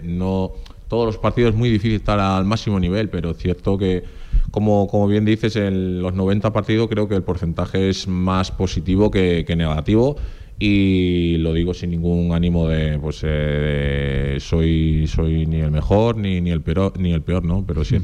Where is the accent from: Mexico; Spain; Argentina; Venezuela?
Spain; Extremadura; accent: extremeño; also born or lived in Portugal; now in Zaragoza, Spain; Pues realmente nací, nací en Portugal, pero claro, desde los cinco años yo viviendo en Extremadura